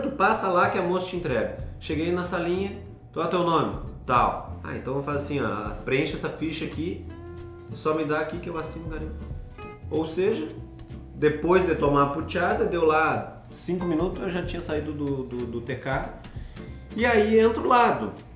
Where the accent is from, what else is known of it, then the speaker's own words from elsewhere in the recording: Brazil; moved away; como bom brasileiro